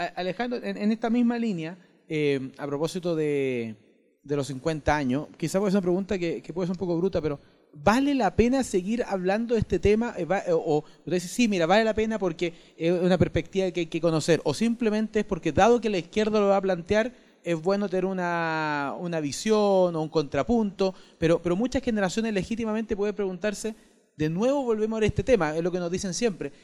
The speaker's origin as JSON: {"language": "Spanish", "town": "San Bernardo", "region": "Santiago Metropolitan Region", "country": "Chile", "said": "yo soy de San Bernardo, pero cuando entré al Instituto Nacional en séptimo básico"}